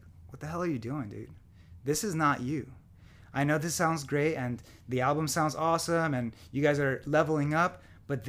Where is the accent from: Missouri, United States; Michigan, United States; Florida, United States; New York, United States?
Florida, United States; moved away as an adult; also born or lived in California; now in Nashville, United States; I'm from Florida